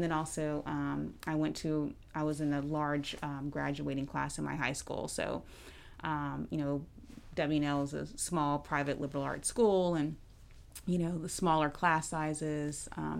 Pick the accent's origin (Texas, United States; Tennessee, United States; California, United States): Tennessee, United States; Memphis; also born or lived in Kansas City, Kansas / Kansas City, Missouri; I actually was born in Kansas City, Kansas, but we lived in Kansas City, Missouri. And lived there for a few years and then moved back to where my family is from, which is Memphis, Tennessee.